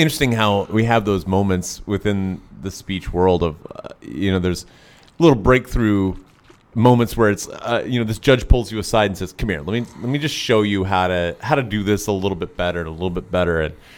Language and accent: English; Tennessee, United States; I grew up in Tennessee.